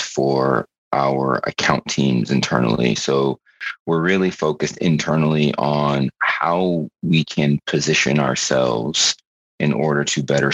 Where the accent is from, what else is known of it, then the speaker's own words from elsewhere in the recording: Florida, United States; moved away as an adult; also born or lived in New York / New York City; now in Columbus, United States; I was born in New York. I grew up in Florida, but moved back to New York when I was 18 and went to college there